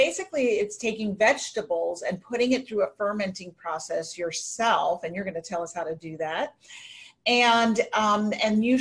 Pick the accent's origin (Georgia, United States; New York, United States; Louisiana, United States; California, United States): New York, United States; New York City; I grew up in New York City and my dad ate kimchi and gave it to us regularly